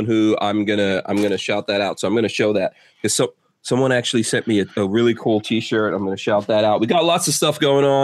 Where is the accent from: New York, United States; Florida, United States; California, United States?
New York, United States; New York City; I grew up in New York City, so I have a little bit of experience with how Italians think about Sicilians